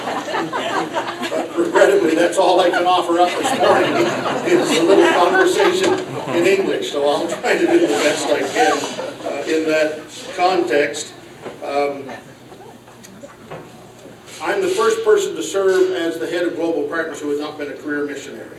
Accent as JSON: {"language": "English", "region": "Nova Scotia", "country": "Canada", "tie": "born or raised there", "also_born_or_lived": "Alabama", "moved": "as an adult", "said": "I moved from Nova Scotia to Alabama."}